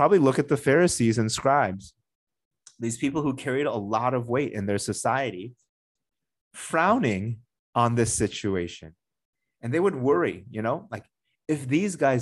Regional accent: United States; moved away; the town that I grew up in the United States

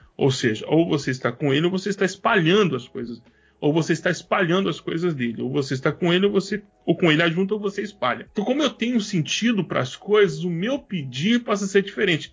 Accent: Goiânia, Goiás, Brazil; moved away as an adult; also born or lived in São Paulo; now in Spain; desde que nós saímos de Goiânia, porque eu sou goiano do pé rachado, nós saímos de Goiânia em 2000 e, e janeiro de 2016 e fomos para São Paulo

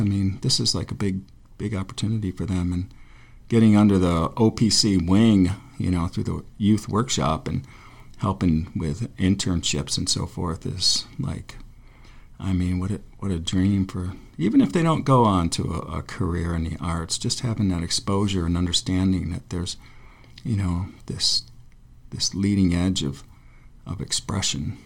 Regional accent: Forestville, New York, United States; my hometown, which is like a frozen little shithole in western New York on the Great Lakes

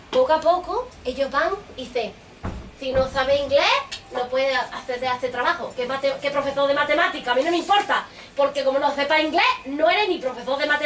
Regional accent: Gibraltar; Yo soy de Gibraltar. ¿Lo ven, no? De Gibraltar. Pero nací en Gibraltar

